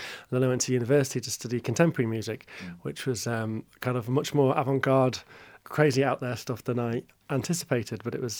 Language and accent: English; Shropshire, West Midlands, United Kingdom; also born or lived in Birkenhead; Well, I was born in Birkenhead. I lived there till I was eight and then I moved to the Shropshire countryside and then spent the rest of my youth, teenage years there, quite rural.